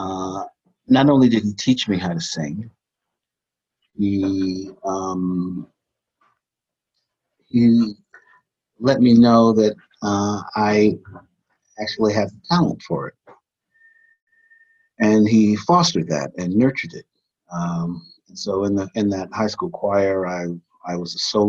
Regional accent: Cleveland, Ohio, United States; I grew up in Cleveland, Ohio

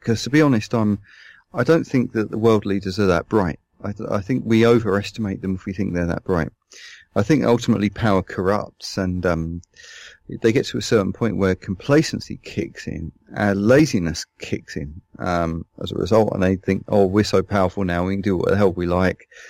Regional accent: London, United Kingdom; moved away as an adult

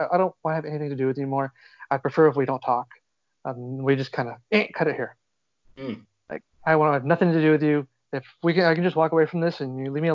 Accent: South Texas, United States; moved away; also born or lived in Austin, Texas; I'm from South Texas. And then I did live in Austin

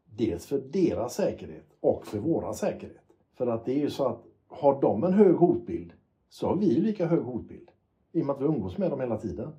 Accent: Gothenburg, Västra Götaland, Sweden; när jag växte upp i Göteborg

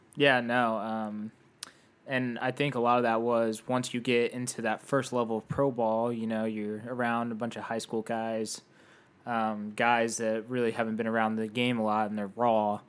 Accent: Indianapolis, Indiana, United States; I grew up in Indianapolis

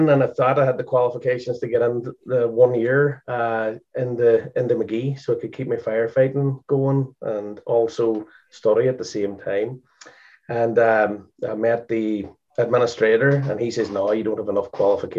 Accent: Strabane, Northern Ireland, United Kingdom; now in Boston, United States; I'm from the north of Ireland

